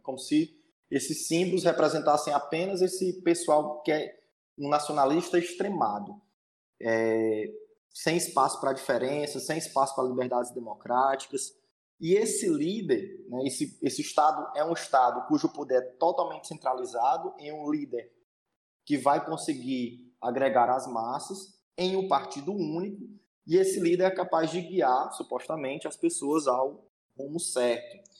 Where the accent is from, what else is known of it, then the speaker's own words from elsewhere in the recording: interior of Ceará, Brazil; sou do interior do Ceará, é, do capítulo Cidade de Iguatu